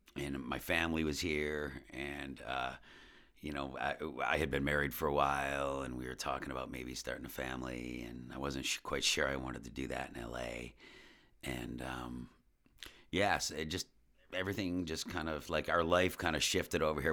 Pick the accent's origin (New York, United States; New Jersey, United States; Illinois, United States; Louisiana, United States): New York, United States; West Seneca; also born or lived in South Buffalo / Buffalo / Los Angeles; I grew up in West Seneca